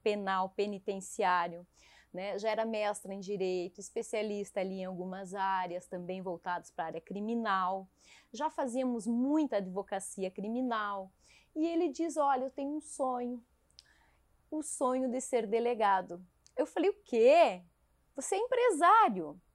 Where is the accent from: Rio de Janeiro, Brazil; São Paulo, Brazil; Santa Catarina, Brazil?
Santa Catarina, Brazil; Caçador; moved away as an adult; Eu saí de Caçador, minha terra natal, por amor para acompanhar meu marido